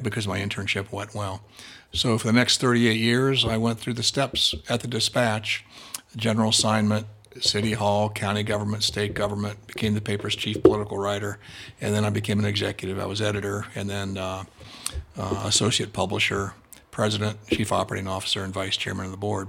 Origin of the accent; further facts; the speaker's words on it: Columbus, Ohio, United States; I grew up in Columbus